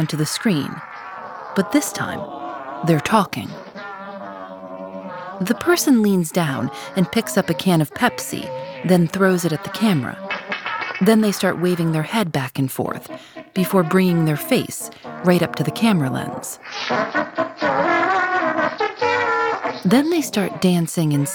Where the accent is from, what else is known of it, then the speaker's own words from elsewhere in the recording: Chicago, Illinois, United States; I'm from Chicago